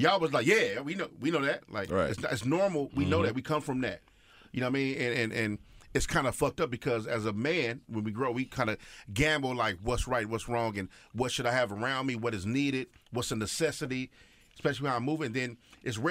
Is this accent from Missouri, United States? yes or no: no; Los Angeles, California, United States; growing up on the East Side, I'll be at Hamilton High